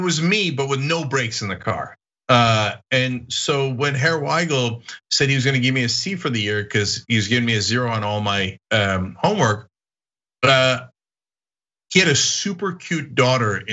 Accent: Istanbul, Turkey; now in United States; I grew up in Europe. I grew up in Istanbul on the European side.

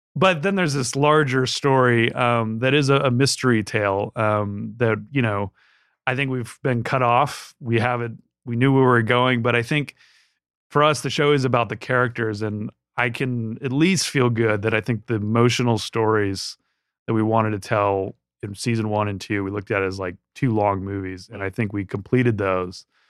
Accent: Southern California, United States; I grew up in Southern California

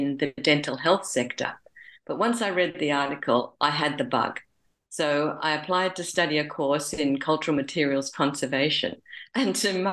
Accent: Sydney, New South Wales, Australia; I was born in Sydney, and I went to Brigidine College in Randwick, which was very close to where we lived

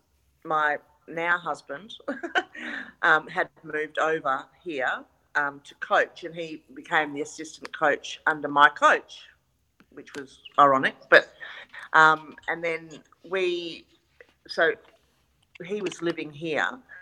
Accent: Perth, Western Australia, Australia; also born or lived in Sydney, Australia; I'm from Perth

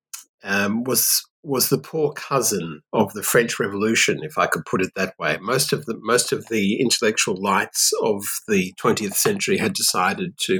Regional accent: Australia; also born or lived in Perth, Australia / Paris, France; I'm Australian

